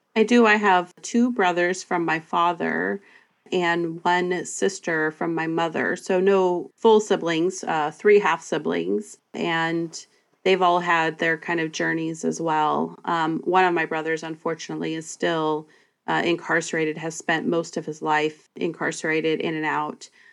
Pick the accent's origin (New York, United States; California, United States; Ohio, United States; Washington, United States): Washington, United States; Bremerton; Olympic College, a community college here in my hometown